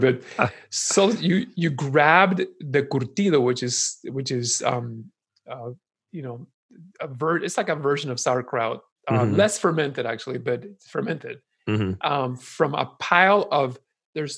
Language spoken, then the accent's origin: English; Guatemala City, Guatemala; moved away; when I was growing up in Guatemala